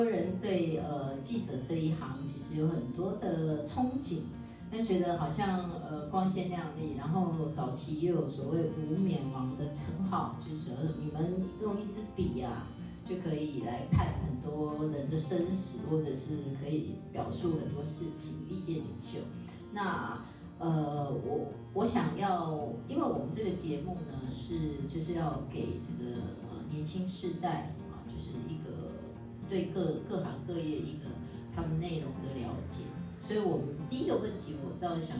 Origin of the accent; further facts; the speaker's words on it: Taiwan; 就我们台湾话叫做文化流氓啊。